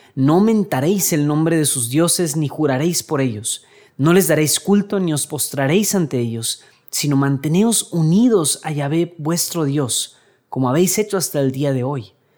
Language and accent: Spanish; Mexico; aquí en México